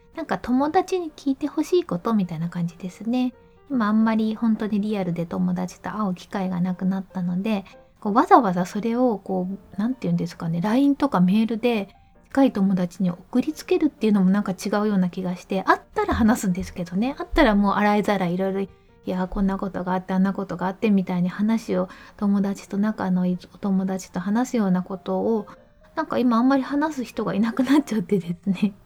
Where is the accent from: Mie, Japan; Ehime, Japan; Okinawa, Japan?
Mie, Japan; 実家が三重県